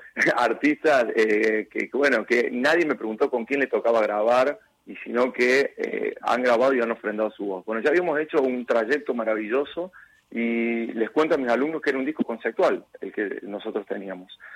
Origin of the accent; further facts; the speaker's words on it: San Marcos Sud, Córdoba, Argentina; cuando iba a llevar la canción a la radio de mi pueblo, que era el único objetivo de que nuestra gente lo escuche